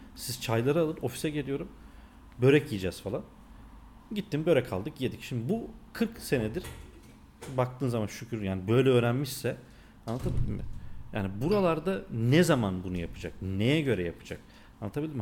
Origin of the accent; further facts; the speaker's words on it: North Macedonia; accent: Macedonian Turkish; ben Makedonyalıyım yani bizim konuştuğumuz bir Türkçe var ya